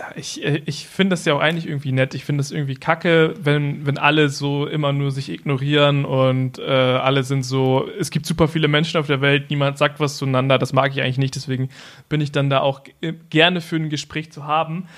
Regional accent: Germany; bei uns in Deutschland

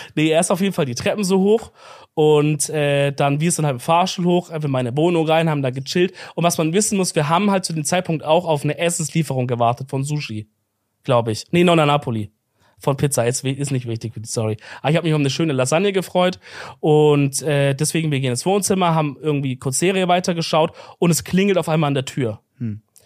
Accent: Swabia, Baden-Württemberg, Germany; als Schwabe

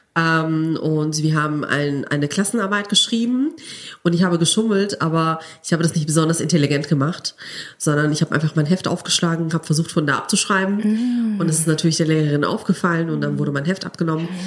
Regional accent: Cologne, North Rhine-Westphalia, Germany; moved away as an adult; now in Gelsenkirchen, Germany; Ich bin Kölnerin, ich bin in Köln geboren und aufgewachsen. Ich habe mein ganzes Leben in Köln verbracht.

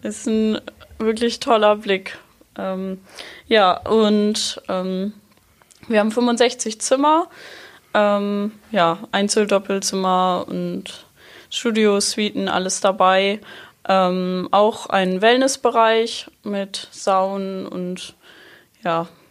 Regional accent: near Rendsburg, Schleswig-Holstein, Germany; now in Sylt, Germany; Ich komme aus der Nähe von Rendsburg

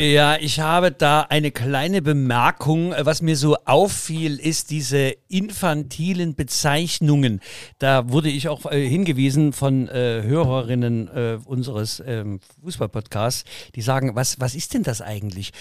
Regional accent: Leipzig, Saxony, Germany; meine äh, Vaterstadt Leipzig

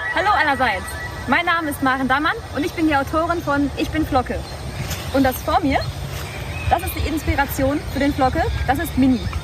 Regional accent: Germany; now in Brisbane, Australia; Ursprünglich komme ich aus Deutschland, ich bin da aufgewachsen

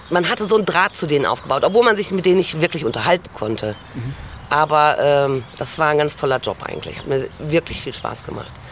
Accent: Dortmund, North Rhine-Westphalia, Germany; born there; also born or lived in Gelsenkirchen / Dorsten / Münster / Frankfurt; now in Xanten, Germany; Also ich bin äh, geboren in Dortmund, dann Gelsenkirchen, Dorsten. Dann habe ich meinen Mann kennengelernt, damals dann Münster, Frankfurt, Stuttgart, innerhalb von Stuttgart.

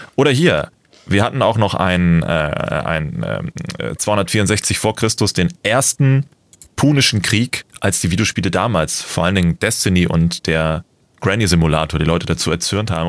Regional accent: Germany; bei uns in Deutschland

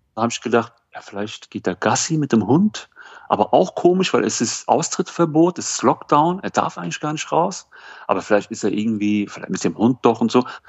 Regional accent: Germany; ich komme aus Deutschland

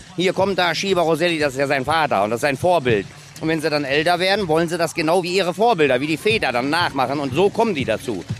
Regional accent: Christianskoog, Schleswig-Holstein, Germany; Ich komme aus Christianskog

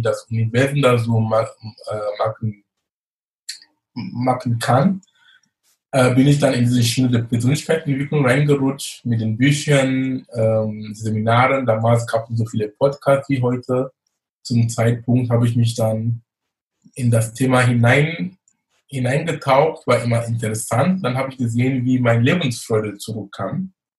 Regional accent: Cameroon; born or raised there; moved away as an adult; also born or lived in Munich, Germany; now in Germany

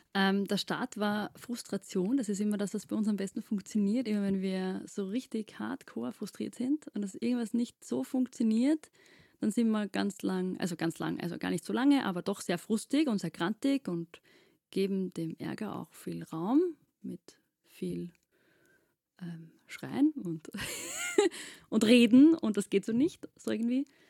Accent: Austria; wir sind aus Wien, äh, beziehungsweise südlich von Wien

